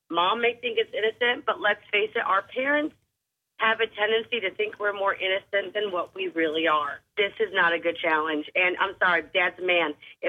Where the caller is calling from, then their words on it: Goose Creek, South Carolina, United States; Goose Creek.